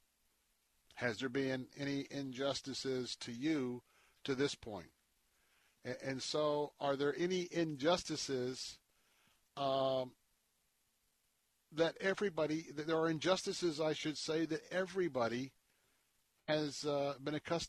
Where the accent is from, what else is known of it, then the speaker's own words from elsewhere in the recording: the South, United States; I grew up in the South.